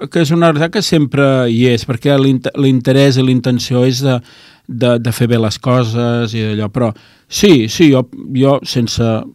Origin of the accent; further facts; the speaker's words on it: L'Hospitalet de Llobregat, Catalonia, Spain; Jo sóc fill d'Hospitalet, de, de, de Llobregat, eh? de, de Barcelona, de província de Barcelona.